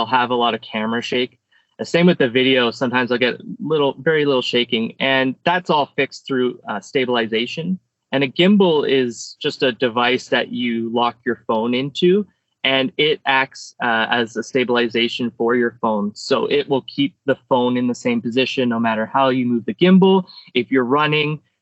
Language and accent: English; Canada; I'm a photographer from Canada